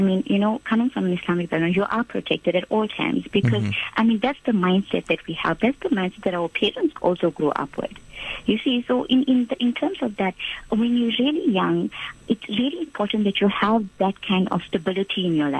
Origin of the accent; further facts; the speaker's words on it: Durban, KwaZulu-Natal, South Africa; The warm city of Durban.